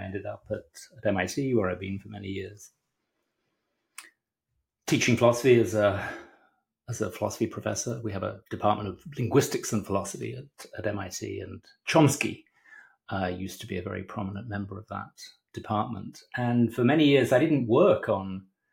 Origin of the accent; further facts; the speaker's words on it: Hemel Hempstead, East of England, United Kingdom; moved away; also born or lived in London; I grew up in Britain, in the wonderful town of Hemel Hempstead